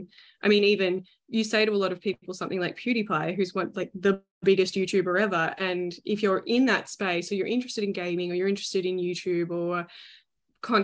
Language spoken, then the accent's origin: English; Melbourne, Victoria, Australia